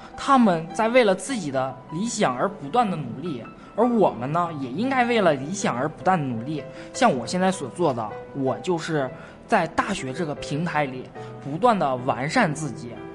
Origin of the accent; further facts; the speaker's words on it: Yichun, Heilongjiang, China; 我家乡是一村的，红松的故乡